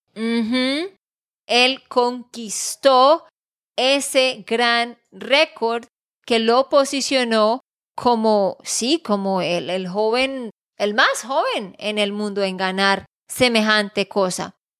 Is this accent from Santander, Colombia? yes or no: yes; Santander, Colombia; de Santander, Colombia